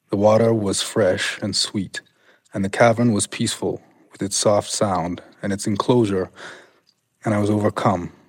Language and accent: English; Canada; born or raised there